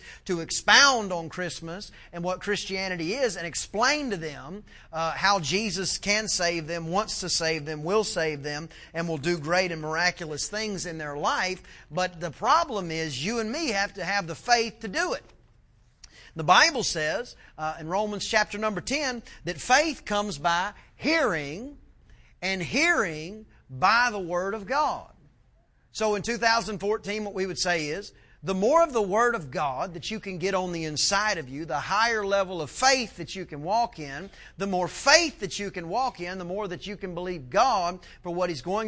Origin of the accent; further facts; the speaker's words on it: East Texas, United States; I'm from East Texas